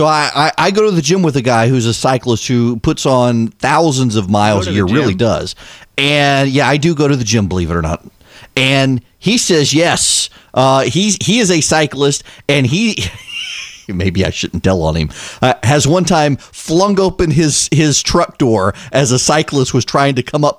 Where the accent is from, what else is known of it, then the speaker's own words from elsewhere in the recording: Dubai, United Arab Emirates; So when I was growing up overseas, growing up in Dubai, we had to have sex ed class in 8th and 9th grade.